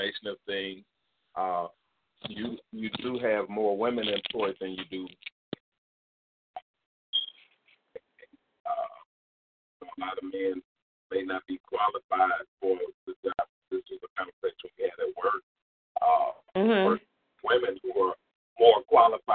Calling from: Indiana, United States; I'm calling from Indiana.

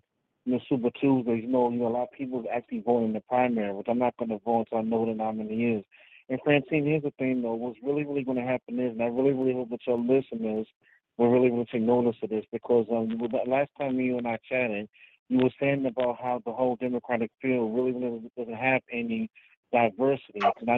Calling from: Georgia, United States; I'm calling from Georgia, the Peach State.

